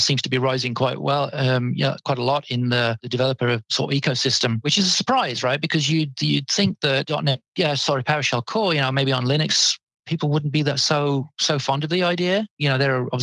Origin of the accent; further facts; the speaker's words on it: United Kingdom; I'm a Brit